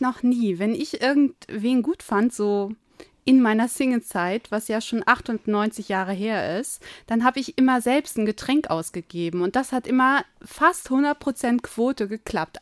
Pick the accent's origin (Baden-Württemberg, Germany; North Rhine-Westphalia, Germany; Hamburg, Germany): Hamburg, Germany; Ich komme eigentlich aus Hamburg